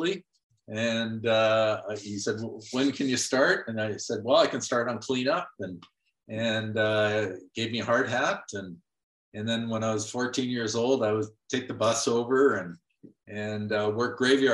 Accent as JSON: {"language": "English", "town": "North Vancouver", "region": "British Columbia", "country": "Canada", "tie": "born or raised there", "moved": "yes", "lives_now": "Calgary, Canada", "said": "So I grew up in Vancouver, North Vancouver actually."}